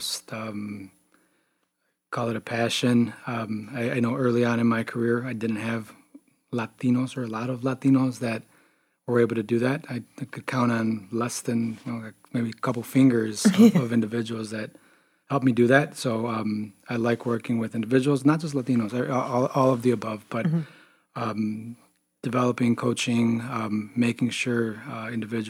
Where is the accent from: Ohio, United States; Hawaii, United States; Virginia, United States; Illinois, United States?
Illinois, United States; Chicago; also born or lived in Wisconsin / Champaign, Illinois; born and raised in Chicago, far south side of Chicago